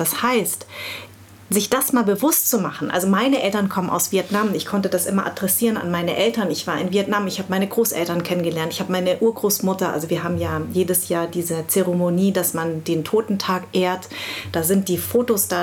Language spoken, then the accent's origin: German; Munich, Bavaria, Germany; also born or lived in Darmstadt; Ich bin in München groß geworden